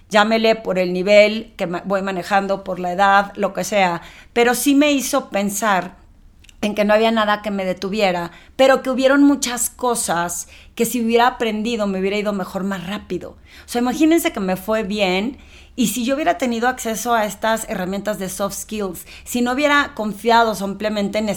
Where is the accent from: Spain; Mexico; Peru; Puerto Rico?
Mexico; Torreón, Coahuila; moved away as an adult; now in Mexico City, Mexico; cuando yo me eh, vine de Torreón a la Ciudad de México a trabajar en el medio financiero